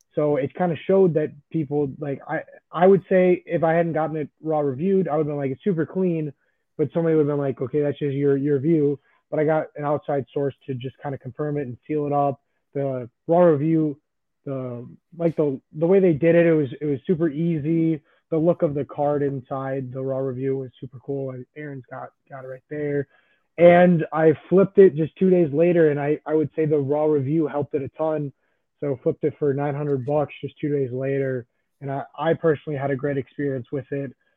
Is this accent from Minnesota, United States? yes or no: no; Chicago, Illinois, United States; I am from Chicago